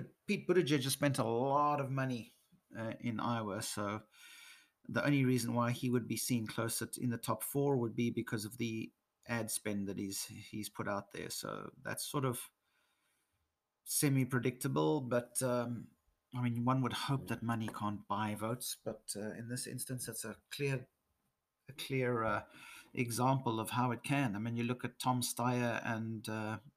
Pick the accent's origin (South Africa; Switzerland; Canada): South Africa; moved away as an adult; also born or lived in England; now in Nordics; I'm half British. My mother's from England. I'm born in South Africa and lived here in the Nordics for the last 13 years